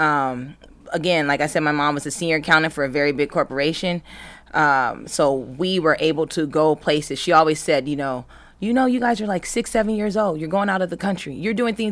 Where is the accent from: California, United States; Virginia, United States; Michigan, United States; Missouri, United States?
California, United States; Los Angeles County; also born or lived in Berkeley, California; I'm from Los Angeles County.